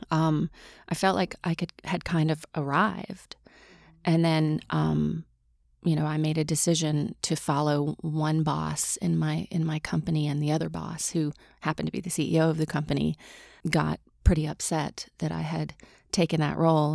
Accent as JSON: {"language": "English", "region": "Mississippi", "country": "United States", "tie": "born or raised there", "said": "I grew up in Mississippi"}